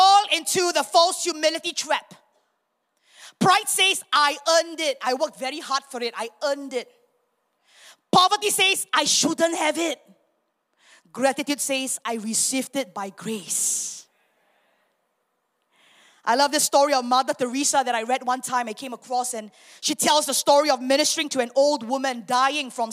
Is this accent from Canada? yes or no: no; Singapore; moved away as an adult; now in Miri, Malaysia; I'm a Singaporean.